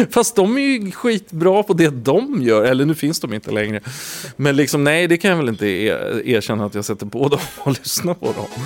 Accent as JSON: {"language": "Swedish", "town": "Vallentuna", "region": "Stockholm County", "country": "Sweden", "tie": "born or raised there", "also_born_or_lived": "Gotland", "said": "Eh, vi flyttade från Gotland till Vallentuna och eh, det, det, var en tuff klass."}